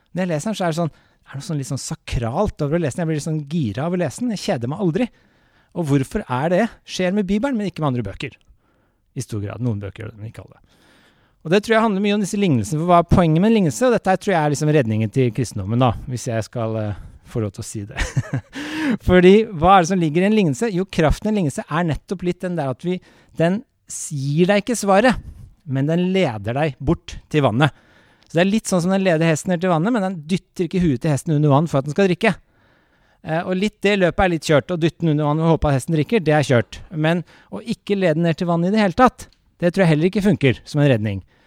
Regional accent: Norway; jeg vokste opp med den i Norge

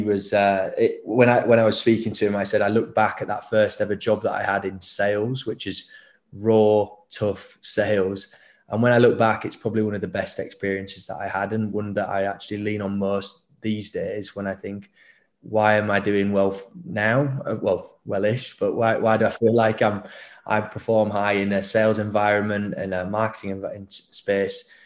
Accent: Leeds, Yorkshire and the Humber, United Kingdom; I grew up in Leeds

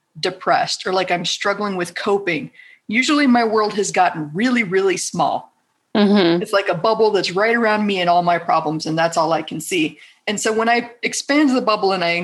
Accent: South Texas, United States; moved away as an adult; also born or lived in Los Angeles; I grew up in South Texas

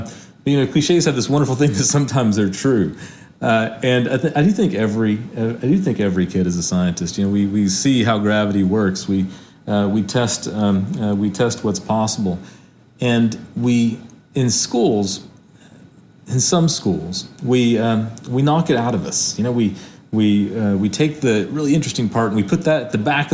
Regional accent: Hickory, North Carolina, United States; I grew up in Hickory, North Carolina, where most people worked in manufacturing.

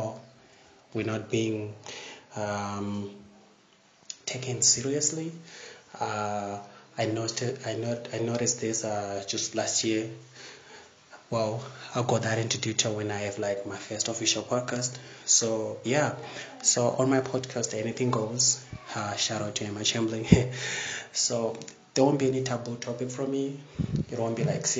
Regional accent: Zimbabwe; I'm from Zimbabwe

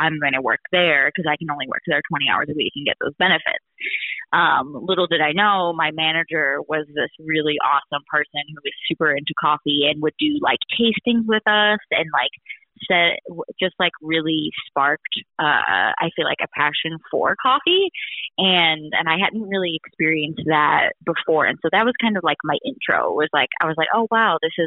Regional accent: Wisconsin, United States; I grew up in Wisconsin

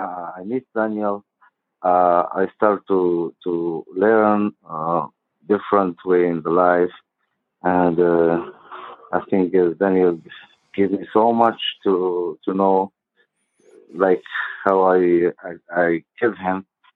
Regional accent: Jerusalem, Palestine; English is a second language; I'm … from Jerusalem. I was born in the desert of Jerusalem, east of Jerusalem. And the Bedouin is old culture of Arabian.

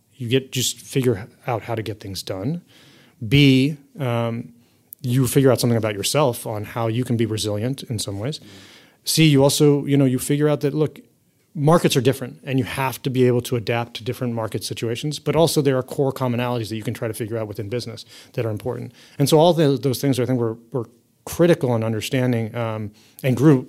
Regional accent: United States; I've grown up most of my life in the U.S.

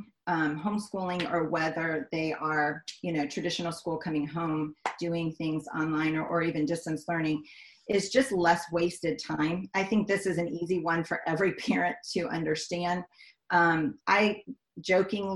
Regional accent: Miami, Florida, United States; moved away as an adult; also born or lived in Raleigh, North Carolina / Washington, D.C.; I grew up in Miami, Florida for 20-something years

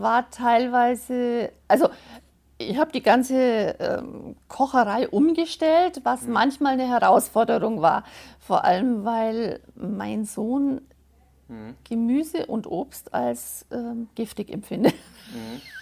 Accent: Bavaria, Germany; accent: Bavarian; ich komme aus Frippberg im schönen Bayern wie man vielleicht unschwer hören kann

